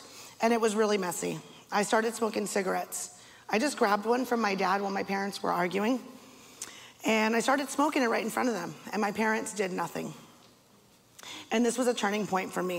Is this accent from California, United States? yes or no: yes; Castro Valley, California, United States; I was born in Castro Valley, California, to Mitchell and Christine